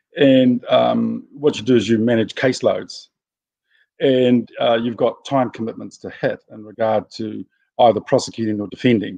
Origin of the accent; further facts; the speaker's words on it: Gisborne, New Zealand; So when my kids were growing up, even though I'm from Ngāti Porou, and we that's the greatest tribe in New Zealand, of course.